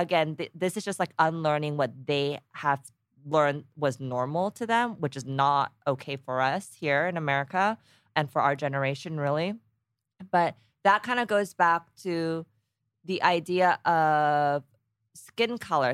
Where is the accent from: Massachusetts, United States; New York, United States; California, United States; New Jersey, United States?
California, United States; Danville; also born or lived in Texas / Korea; I was born in Texas, grew up in Danville, California